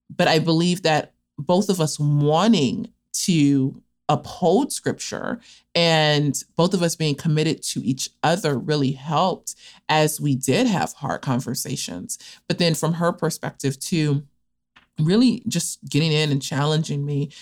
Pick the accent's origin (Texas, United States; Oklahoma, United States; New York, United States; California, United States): California, United States; Los Angeles; also born or lived in Cape Town, South Africa; I am from Los Angeles, California, from an area known as South Central Los Angeles, and was born and spent the first about 15 years of my life there